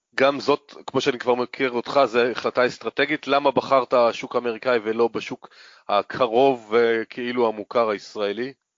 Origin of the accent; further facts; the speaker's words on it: Northern Israel, Israel; גם אני צפוני